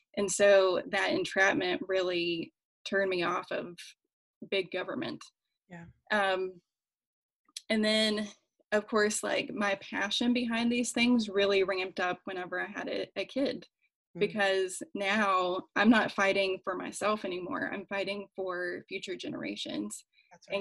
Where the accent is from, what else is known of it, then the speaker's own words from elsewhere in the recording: West Virginia, United States; moved away as an adult; also born or lived in Washington, D.C.; I'm from West Virginia, like I mentioned before, where the general population is socially conservative, even for many Democrats, at least while I was growing up.